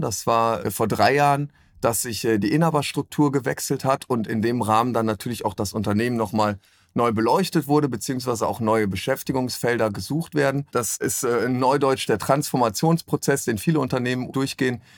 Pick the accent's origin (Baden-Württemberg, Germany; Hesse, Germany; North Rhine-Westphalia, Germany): North Rhine-Westphalia, Germany; Sankt Augustin; now in Cologne, Germany; gebürtiger Rheinländer aus St. Augustin-Menden